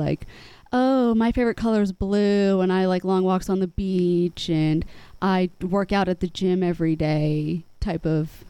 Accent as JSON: {"language": "English", "town": "Montgomery", "region": "Alabama", "country": "United States", "tie": "born there", "lives_now": "Gainesville, United States", "said": "I was born in Montgomery, Alabama, actually."}